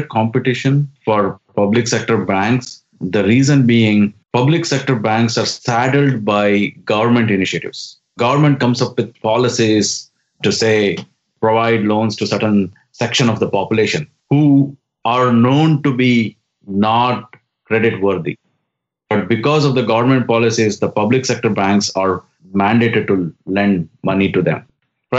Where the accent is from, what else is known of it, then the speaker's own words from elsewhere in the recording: India; moved away as an adult; now in Silicon Valley, United States; when I was growing up in India back in the 80s and 90s